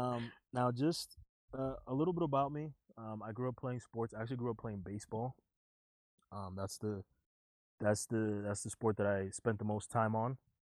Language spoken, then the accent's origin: English; Union City, New Jersey, United States; moved away as an adult; now in Utah, United States; the city that we grew up in was is. Because, I mean, I've been out of the city for 7 years now, 8 years now.